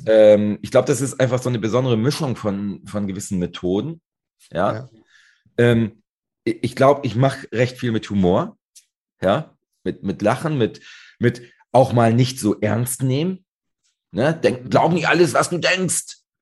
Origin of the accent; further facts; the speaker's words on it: Northern Germany, Germany; ich komme ja aus Norddeutschland, direkt hier an der schönen Ostsee